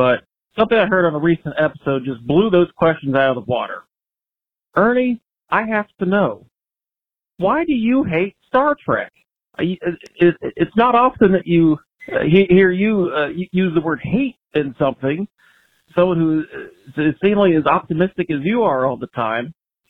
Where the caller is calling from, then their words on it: Miamisburg, Ohio, United States; from Miamisburg, Ohio.